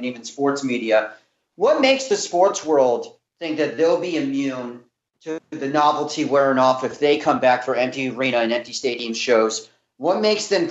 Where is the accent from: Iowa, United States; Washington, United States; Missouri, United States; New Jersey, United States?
Washington, United States; Seattle; I'm from Seattle